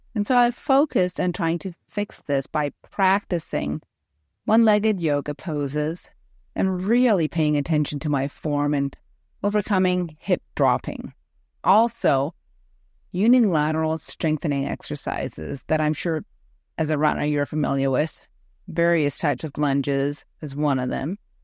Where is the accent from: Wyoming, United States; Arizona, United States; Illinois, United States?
Wyoming, United States; Ten Sleep; I host epic chi running retreats for women in my hometown of Tensleet, Wyoming